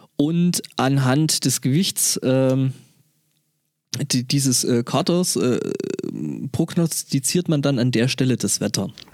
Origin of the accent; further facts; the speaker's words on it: near Dorfchemnitz, Saxony, Germany; moved away; dann ist es eigentlich gar nicht mal so weit von da weg, wo ich herkomme, weil das ist neben Dorf Chemnitz